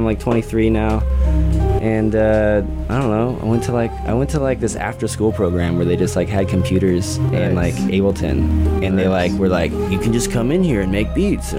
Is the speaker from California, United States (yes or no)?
yes; Eureka, California, United States; moved away as an adult; now in Bay Area, United States; I'm from Eureka, California, Humboldt County, where it's nice and green. And, yeah, I've been living in the Bay Area for about 2 years